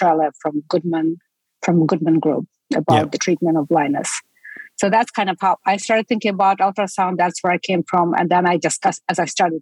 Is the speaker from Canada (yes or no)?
no; Estonia; moved away as an adult; now in United States; I'm from Estonia